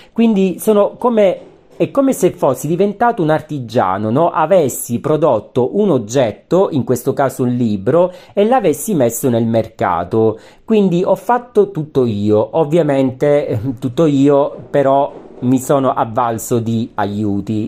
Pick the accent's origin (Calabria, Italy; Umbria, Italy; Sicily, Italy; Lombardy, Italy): Calabria, Italy; Calabria, terra che amo, visto che ci sono nato